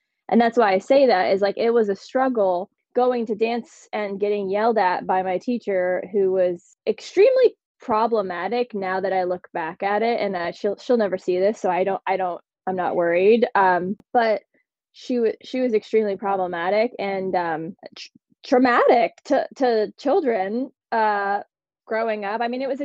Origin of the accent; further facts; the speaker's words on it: Butler, Pennsylvania, United States; moved away; I grew up in Butler, Pennsylvania, which is a small town north of Pittsburgh.